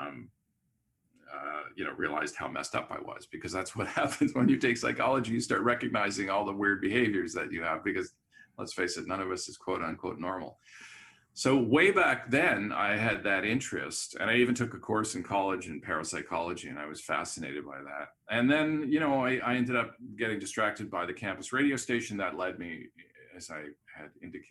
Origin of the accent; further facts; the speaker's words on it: Montreal, Quebec, Canada; moved away; also born or lived in Vancouver; I grew up in Montreal